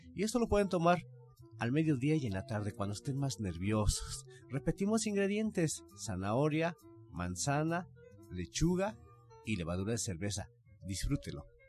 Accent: Mexico; como buenos mexicanos

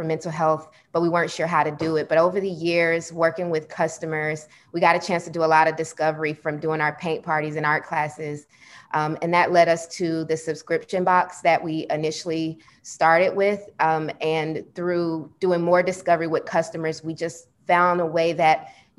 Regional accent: Atlanta, Georgia, United States; I was born and raised in Atlanta

